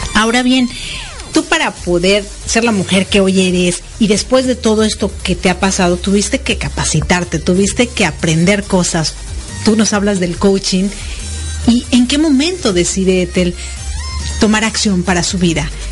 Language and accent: Spanish; Mexico; now in United States; yo nací en México y vivo en Estados Unidos